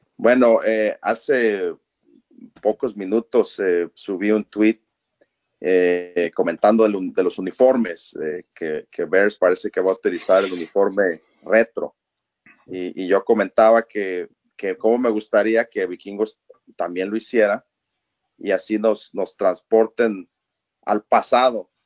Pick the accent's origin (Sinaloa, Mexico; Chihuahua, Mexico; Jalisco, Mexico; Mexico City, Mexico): Jalisco, Mexico; Guadalajara; also born or lived in Minneapolis–Saint Paul, Minnesota; now in Minneapolis, United States; yo soy originario de Guadalajara, México